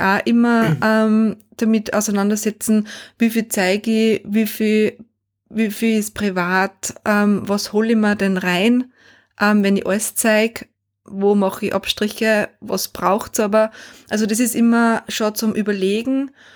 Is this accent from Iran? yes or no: no; Austria; bei uns in Österreich